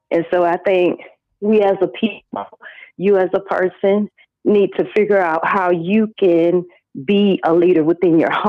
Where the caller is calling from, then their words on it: Athens, Georgia, United States; I'm calling from Georgia, Athens, Georgia.